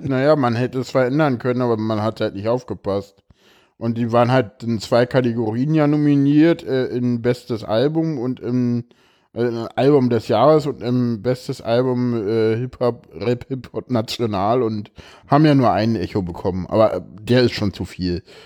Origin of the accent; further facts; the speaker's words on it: East Germany, Germany; ich komme aus dem Osten.